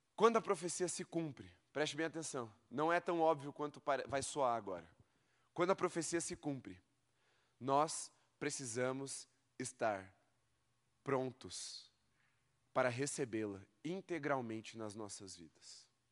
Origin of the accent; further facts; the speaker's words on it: Brazil; você tenha crescido no xaxim igual eu